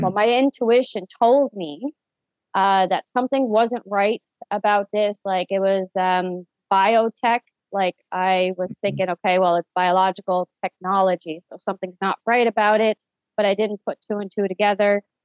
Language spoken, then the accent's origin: English; St. John's, Newfoundland and Labrador, Canada; I am born and raised in St. John's, Newfoundland, Canada